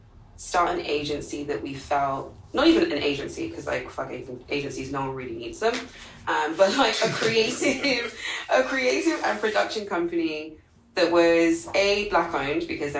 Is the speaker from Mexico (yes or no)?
no; London, United Kingdom; moved away as an adult; now in New York, United States; I was born and raised in London